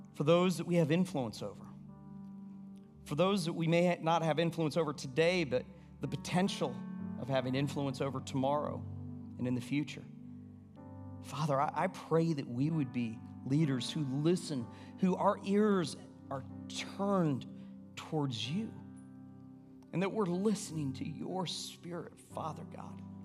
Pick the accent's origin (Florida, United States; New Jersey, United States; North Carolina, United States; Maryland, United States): Florida, United States; moved away; also born or lived in Atlanta; I grew up in Florida